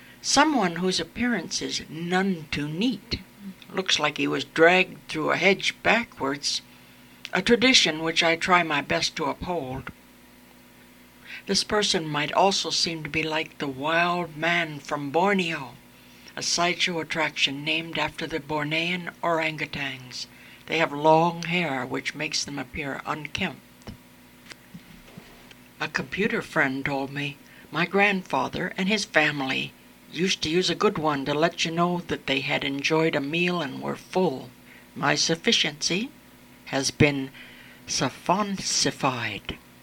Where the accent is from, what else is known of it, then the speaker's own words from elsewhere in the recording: Scotland, United Kingdom; She came from Edinburgh, whereas I am from the West Coast, so we were comparing places which we both knew and had a chat about them.